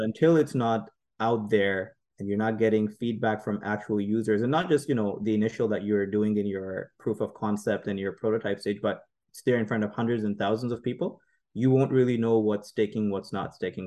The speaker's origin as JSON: {"language": "English", "country": "Saudi Arabia", "tie": "born or raised there", "also_born_or_lived": "Pakistan", "moved": "yes", "lives_now": "Canada", "said": "me born in, you know, uh, in Pakistan, growing, growing up in Saudi Arabia"}